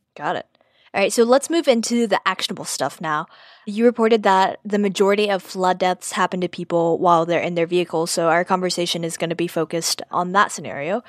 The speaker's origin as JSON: {"language": "English", "town": "Houston", "region": "Texas", "country": "United States", "tie": "born or raised there", "said": "I'm from Texas, grew up in Houston"}